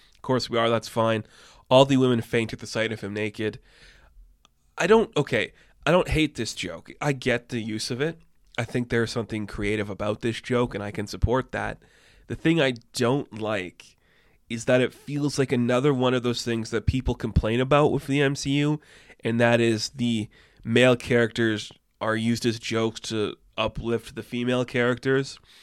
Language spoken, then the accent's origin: English; Canada; I'm Canadian